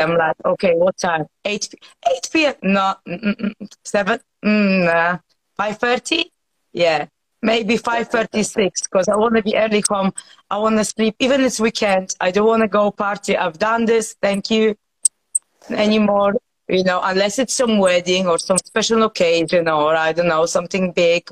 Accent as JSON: {"language": "English", "country": "Poland", "moved": "yes", "lives_now": "United Kingdom"}